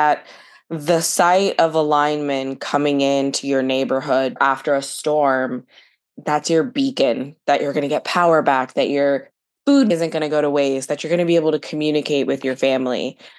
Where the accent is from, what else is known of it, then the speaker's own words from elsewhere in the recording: Florida, United States; I'm a Florida gal